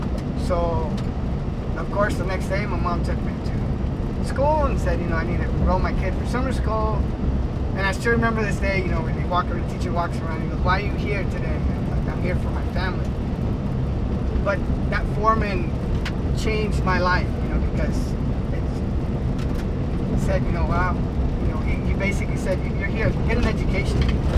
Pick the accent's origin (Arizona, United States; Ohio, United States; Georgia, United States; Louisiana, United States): Arizona, United States; Yuma; also born or lived in California; I am a son of, you know, farm worker family, migrant student. You know, I grew up in California and Yuma. Every year we would go back and forth.